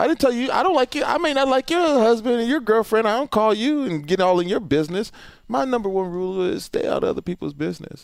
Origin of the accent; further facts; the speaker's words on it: Houston, Texas, United States; I'm from Houston